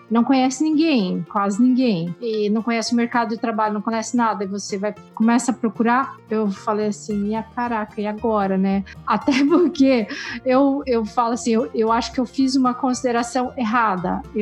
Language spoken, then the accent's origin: Portuguese; Brazil; moved away as an adult; E eu não sei, eu não tive esse sentimento quando eu vim do Brasil para cá, eu acho, porque eu vim para estudar.